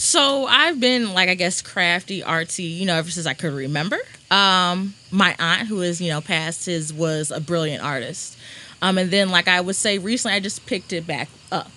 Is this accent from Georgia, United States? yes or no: no; Rolla, Missouri, United States; moved away as an adult; now in St. Louis, United States; I'm from Rolla, small little town, about two hours from here